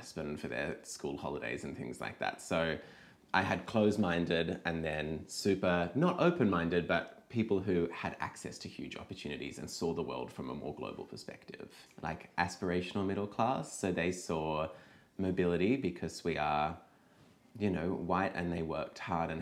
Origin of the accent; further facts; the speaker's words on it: Sydney, New South Wales, Australia; I grew up in that very kind of, it's a very close-minded environment. There's a bridge to get into the Southern Shire